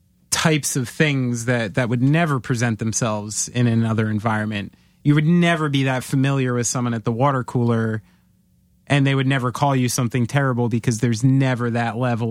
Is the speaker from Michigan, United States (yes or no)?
no; New Jersey, United States; I'm a Jew from New Jersey. This offends me.